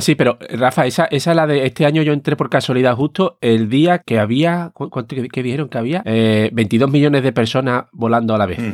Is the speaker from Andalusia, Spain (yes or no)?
yes; Seville, Andalusia, Spain; moved away; hace ya 20 años que me fui de Sevilla